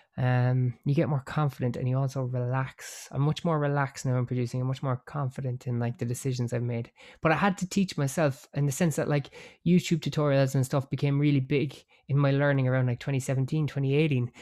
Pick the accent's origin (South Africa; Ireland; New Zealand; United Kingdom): Ireland; Cork, Munster; I am Irish. I am from a place called Cork